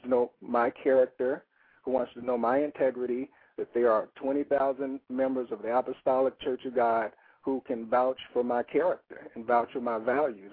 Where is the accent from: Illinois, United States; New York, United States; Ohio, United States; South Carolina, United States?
Illinois, United States; Chicago; my experiences growing up in Woodlawn